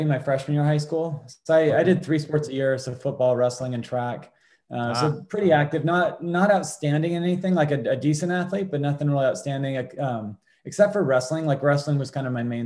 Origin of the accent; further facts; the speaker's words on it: Port Angeles, Washington, United States; I grew up here in Port Angeles, Washington